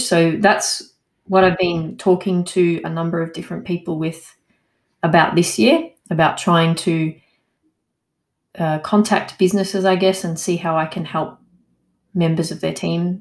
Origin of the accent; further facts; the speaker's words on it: Australia; now in Montpellier, France; I'm an Australian